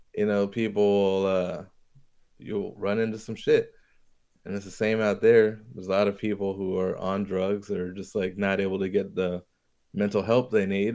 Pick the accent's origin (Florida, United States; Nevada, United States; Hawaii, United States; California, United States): Hawaii, United States; moved away; I'm from Hawaii